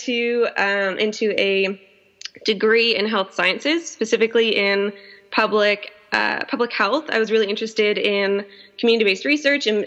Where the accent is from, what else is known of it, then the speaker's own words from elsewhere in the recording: North Vancouver, British Columbia, Canada; I was born and raised in North Vancouver, so I'm a local. I'm a local to Vancouver.